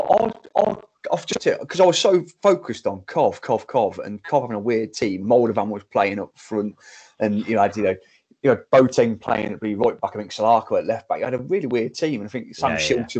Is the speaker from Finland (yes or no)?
no; England, United Kingdom; as an English guy